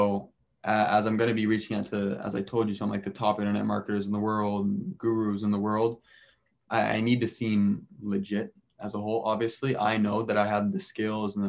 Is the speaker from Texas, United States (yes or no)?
no; Southern California, United States; moved away as an adult; also born or lived in Boston / Rome / Peru / San Francisco; I'm originally from Southern California, as all of us are. I went to Mater Dei.